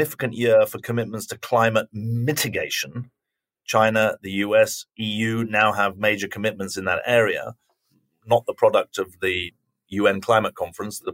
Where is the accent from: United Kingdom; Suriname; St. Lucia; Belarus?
United Kingdom; now in United States; I'm a Brit who lives in America